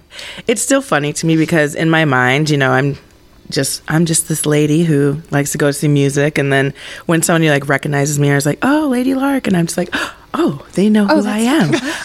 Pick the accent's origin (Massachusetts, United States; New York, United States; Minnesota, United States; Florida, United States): Minnesota, United States; Eagan; Eagan, Minnesota. Okay. So oh, southern fancy. Suburbs.